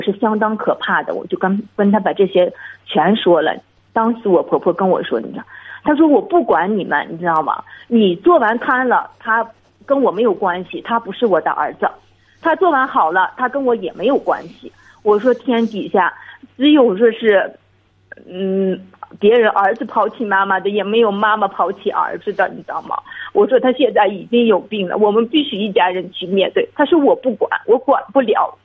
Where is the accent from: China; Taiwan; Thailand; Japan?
China; Inner Mongolia; 我是内蒙古的